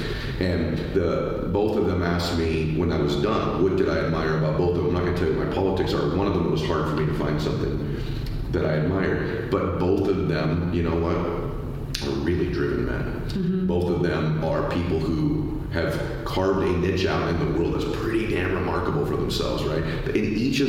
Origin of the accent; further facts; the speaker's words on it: California, United States; I grew up in California